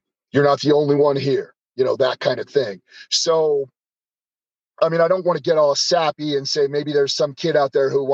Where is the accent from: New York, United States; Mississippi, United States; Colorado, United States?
Colorado, United States; Denver; moved away; Denver's my hometown, but I've kind of been away obviously for a long time.